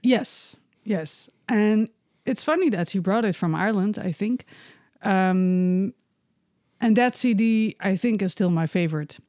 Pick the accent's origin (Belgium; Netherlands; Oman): Netherlands; moved away as an adult; also born or lived in Bremen, Germany; now in Berlin, Germany; I was born and raised in Holland.